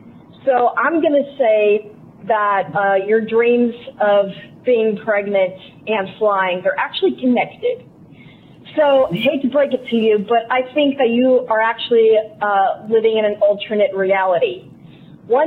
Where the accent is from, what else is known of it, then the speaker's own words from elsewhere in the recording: Southern Missouri, United States; I'm from Southern Missouri.